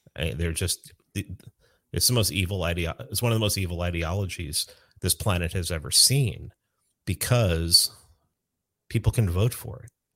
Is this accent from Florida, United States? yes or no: no; New York City, New York, United States; moved away; I grew up in the South Bronx